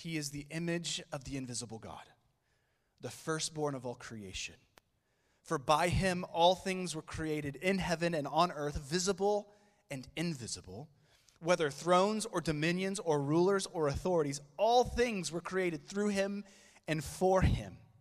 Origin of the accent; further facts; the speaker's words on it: Oklahoma City, Oklahoma, United States; I am from Oklahoma City